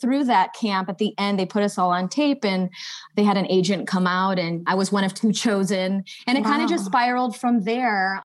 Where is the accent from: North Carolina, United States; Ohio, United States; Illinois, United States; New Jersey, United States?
Illinois, United States; Chicago; now in Los Angeles, United States; I'm originally from Chicago.